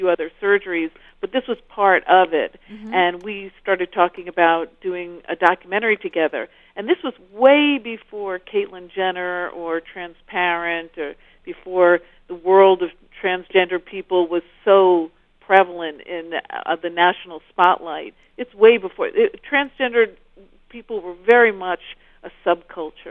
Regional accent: New York City, New York, United States; now in Los Angeles, United States; I'm from Brooklyn.

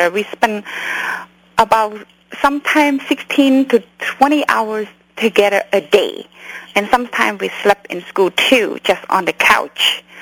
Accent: California, United States; English is a second language; also born or lived in Cambodia; To be honest, I grew up in Orange County. When I came here in Orange County at that time.

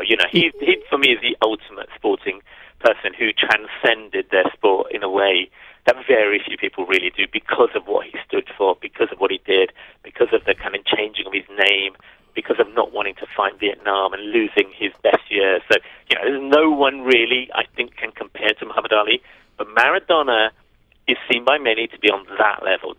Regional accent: London, United Kingdom; I'm a North Londoner. I lived in and around Camden for about 10 years of my life. And so the story felt like a, a film about my hometown

